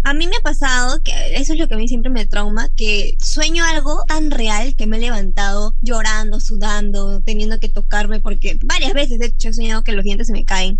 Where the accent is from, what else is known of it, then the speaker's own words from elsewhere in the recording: Cusco, Peru; yo soy de Cusco